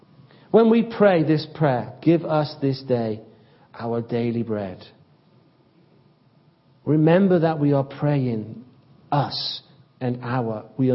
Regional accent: United Kingdom; Perhaps something of the fact that I'm a Brit.

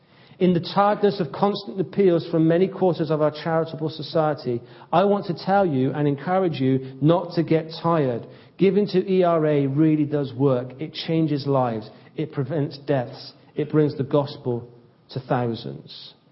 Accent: United Kingdom; Perhaps something of the fact that I'm a Brit.

